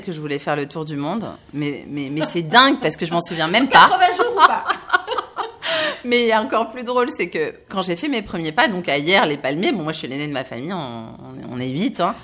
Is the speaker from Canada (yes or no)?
no; Var, Provence-Alpes-Côte d'Azur, France; moved away; also born or lived in Paris; je suis du sud de la France, je suis née ailleurs dans le Var